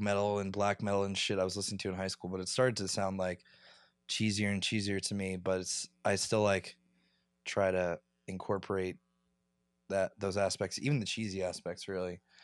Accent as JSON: {"language": "English", "area": "near Philadelphia", "region": "Pennsylvania", "country": "United States", "tie": "born or raised there", "said": "I grew up near Philly"}